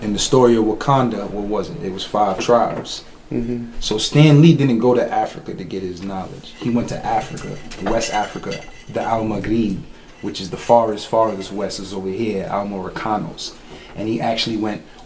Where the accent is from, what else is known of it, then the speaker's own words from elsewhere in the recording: Dominican Republic; moved away; I'm Dominican. I was born there. I don't speak Spanish, but I was born there